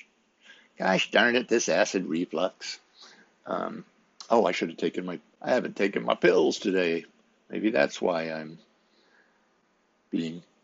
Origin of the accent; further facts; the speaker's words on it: Midwest, United States; I'm from the Midwest and was raised in a certain environment